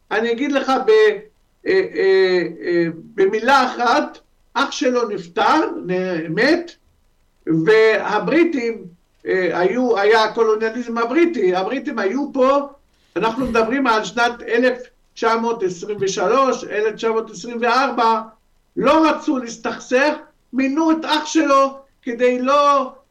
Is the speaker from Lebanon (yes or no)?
yes; Lebanon; moved away as an adult; also born or lived in Syria; now in Israel; אני יליד לבנון, אה, חבר הקהילה היהודית בלבנון בזמנו, ועלית ארצה בשנת 95, מאז אני בישראל, משנת 95